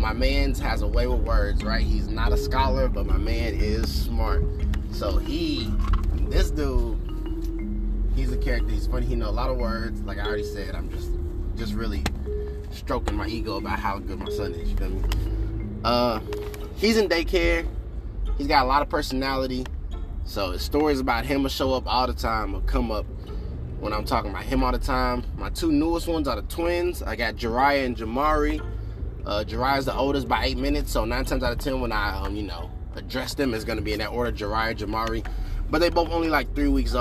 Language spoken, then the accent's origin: English; Kentucky, United States; moved away as an adult; also born or lived in Japan; I'm from Kentucky